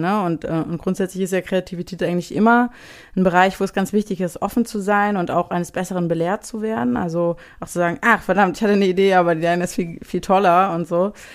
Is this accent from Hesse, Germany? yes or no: yes; Frankenberg, Hesse, Germany; now in Hamburg, Germany; ich bin halt äh, ursprünglich aufgewachsen in Frankenberg, was sozusagen noch kleiner ist als Marburg